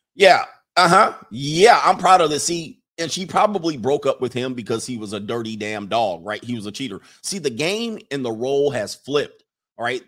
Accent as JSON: {"language": "English", "region": "West Coast", "country": "United States", "tie": "born or raised there", "said": "I grew up on the West Coast"}